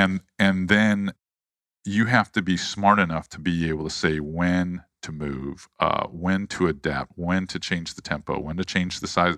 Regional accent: St. Petersburg, Florida, United States; also born or lived in Charleston; grew up in Saint Petersburg, Florida. I was born in Charleston

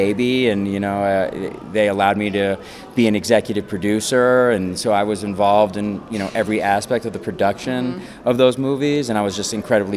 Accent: Connecticut, United States; I actually grew up in Connecticut. You know, I'm from New England

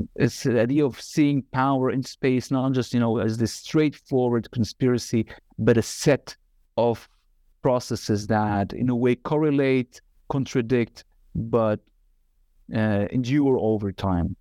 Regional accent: Nazareth, Northern District, Israel; moved away as an adult; also born or lived in Northern Galilee / Haifa / Tel Aviv; now in Amsterdam, Netherlands; I was born in Galilee, Northern Galilee, and, uh, was raised in Nazareth, then, uh, also a little bit in Haifa

